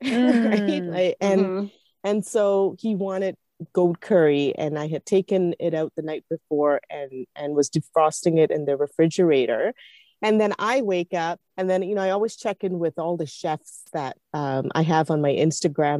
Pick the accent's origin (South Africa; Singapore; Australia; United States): Singapore; I grew up in Singapore